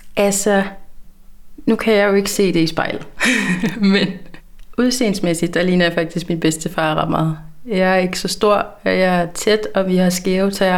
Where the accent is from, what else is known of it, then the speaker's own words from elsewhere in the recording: Langeland, Southern Denmark, Denmark; accent: South Funen; moved away as an adult; also born or lived in Svendborg; now in Aarhus, Denmark; jeg er oprindeligt fra Langeland, men er flyttet til Aarhus her for to og et år siden